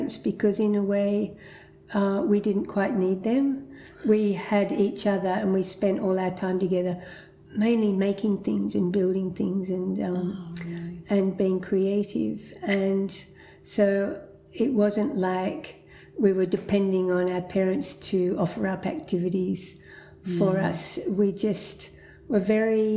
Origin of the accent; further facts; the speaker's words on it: Muswellbrook, New South Wales, Australia; also born or lived in Hunter Valley / Sydney; the town of Musselbrook, and that's where we grew up till the age of 10